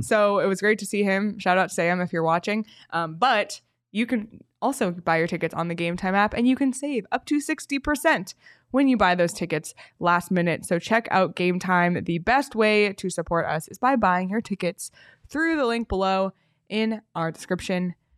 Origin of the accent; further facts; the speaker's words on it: Canada; moved away; as a Canadian